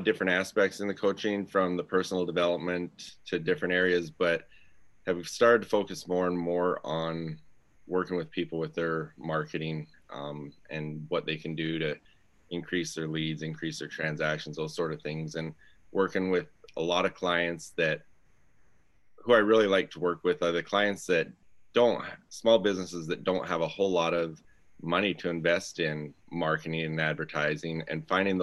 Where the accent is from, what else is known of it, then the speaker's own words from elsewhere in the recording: Southern Alberta, Canada; now in Gilbert, United States; I'm originally from Southern Alberta up in Canada. Right now I live in Gilbert, Arizona.